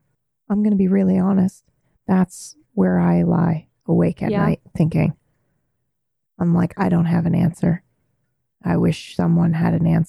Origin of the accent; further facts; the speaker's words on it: Japan; And I grew up in Japan.